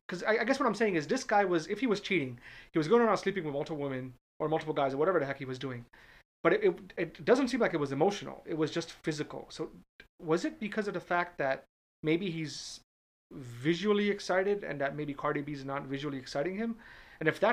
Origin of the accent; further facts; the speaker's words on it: Northeast, United States; now in Orlando, United States; I'm from the Northeast